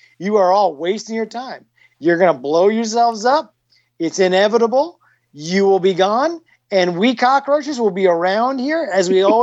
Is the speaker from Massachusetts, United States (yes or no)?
no; New York, United States; I grew up in New York